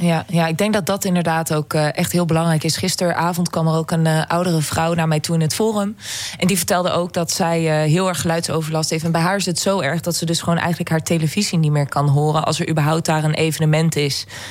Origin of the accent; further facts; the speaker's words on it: Netherlands; wij Nederlanders